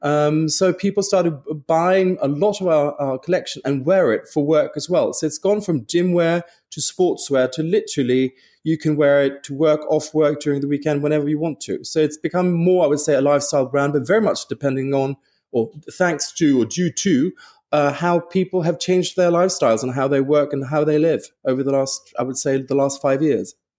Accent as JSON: {"language": "English", "town": "Stockholm", "region": "Stockholm County", "country": "Sweden", "also_born_or_lived": "London / Paris", "moved": "yes", "said": "I'm from Stockholm"}